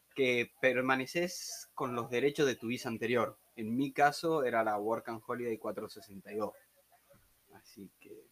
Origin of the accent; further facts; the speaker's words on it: San Miguel de Tucumán, Tucumán, Argentina; moved away as an adult; now in Australia; soy de Tucumán